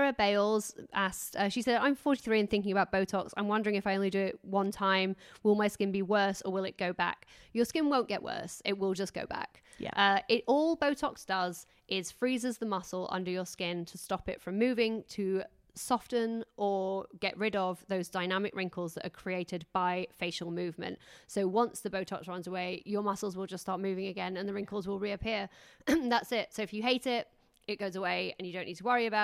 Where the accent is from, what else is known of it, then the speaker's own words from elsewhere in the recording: England, United Kingdom; I'm too English